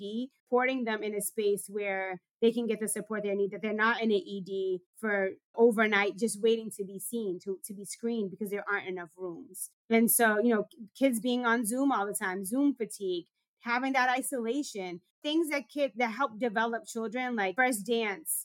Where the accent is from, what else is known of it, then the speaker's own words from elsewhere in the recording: Boston, Massachusetts, United States; I grew up in Dorchester in a community that was plagued with gun violence